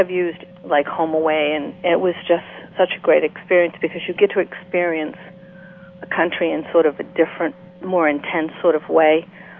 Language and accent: English; Northeast, United States; Well, I'm from the Northeast. We live off of maple syrup.